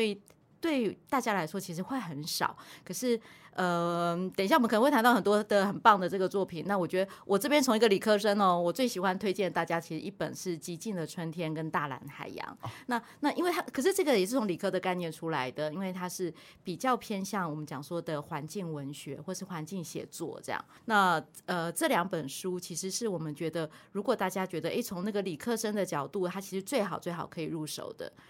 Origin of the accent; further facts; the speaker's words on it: Taipei, Taiwan; moved away as an adult; now in Kaohsiung, Taiwan; 我是欸。台北长大的，然后来高雄念大学